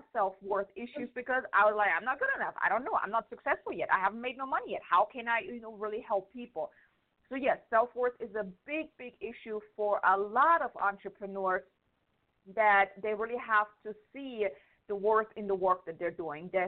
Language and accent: English; Germany; moved away as an adult; now in United States; I'm from Germany.